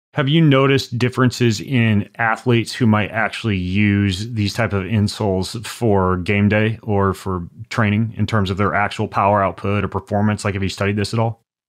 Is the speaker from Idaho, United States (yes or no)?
yes; Lewiston, Idaho, United States; I grew up in Lewiston, Idaho